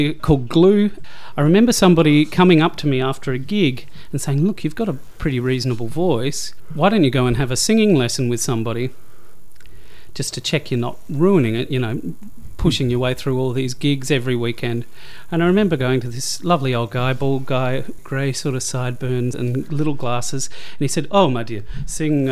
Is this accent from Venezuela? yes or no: no; Adelaide, South Australia, Australia; moved away as an adult; also born or lived in Hamilton, Victoria / Melbourne; My dad was a teacher out in the country, and he got a job in the education union in Adelaide, which prompted our family to move when I was, I think, four years old. And so spent my childhood in Adelaide, spent my teenage years in Adelaide